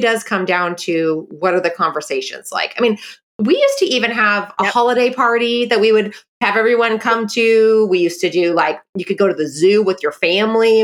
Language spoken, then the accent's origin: English; Bay Area, Silicon Valley, California, United States; I'm from the Bay Area, I'm from the Silicon Valley